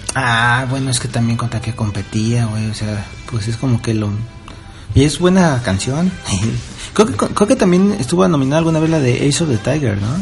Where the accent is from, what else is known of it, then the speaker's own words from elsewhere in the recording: Mexico; moved away; Como soy el único mexicano que está en la cocina